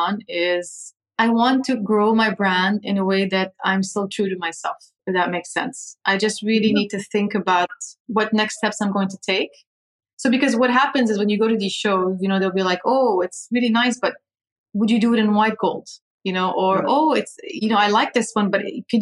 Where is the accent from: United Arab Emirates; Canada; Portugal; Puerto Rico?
United Arab Emirates; Dubai; also born or lived in London, United Kingdom / Lebanon; now in Abu Dhabi, United Arab Emirates; And I grew up in Dubai. So I moved to Abu Dhabi only 9 years ago. Before that, I had lived my whole life in Dubai